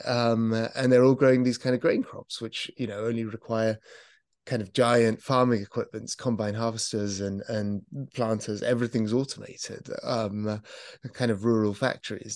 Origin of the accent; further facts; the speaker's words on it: United Kingdom; as a British person